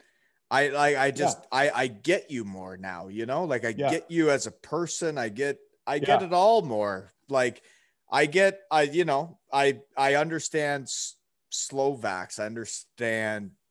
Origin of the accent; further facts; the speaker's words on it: Elmira, Ontario, Canada; moved away as an adult; I was from Elmira, Ontario when I met you. I had never been outside of Elmira, Ontario